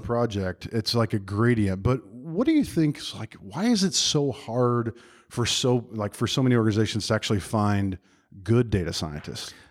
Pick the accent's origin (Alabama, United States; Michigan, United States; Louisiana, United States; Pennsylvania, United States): Alabama, United States; Birmingham; I am in my hometown of Birmingham, Alabama